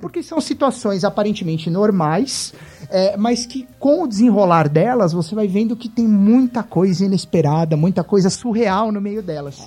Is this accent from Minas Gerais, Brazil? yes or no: no; São Paulo, Brazil; Eu sou de São Paulo